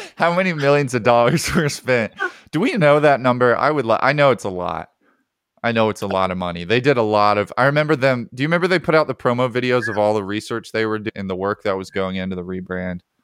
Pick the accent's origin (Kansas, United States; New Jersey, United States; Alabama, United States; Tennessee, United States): Alabama, United States; I grew up in Alabama.